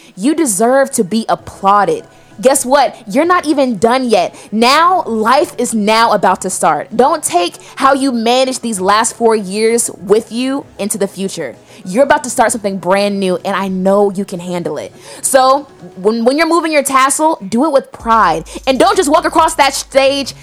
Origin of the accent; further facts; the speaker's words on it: Atlanta, Georgia, United States; We both from Atlanta